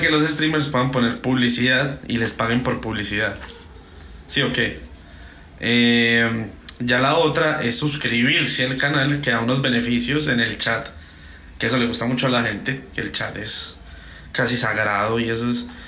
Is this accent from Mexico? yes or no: no; Colombia; yo soy un puto colombiano